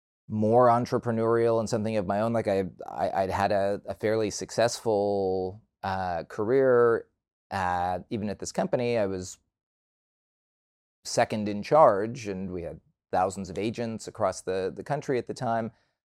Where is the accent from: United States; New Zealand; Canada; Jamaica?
Canada; Toronto, Ontario; also born or lived in Vancouver; I grew up in Toronto, and for university, I moved out to Vancouver.